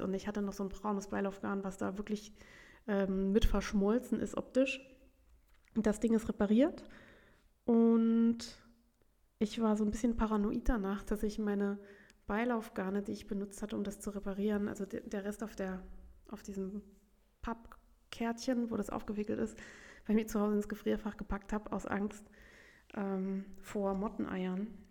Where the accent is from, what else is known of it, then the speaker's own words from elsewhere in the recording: Saarbrücken, Saarland, Germany; bei uns in Saarbrücken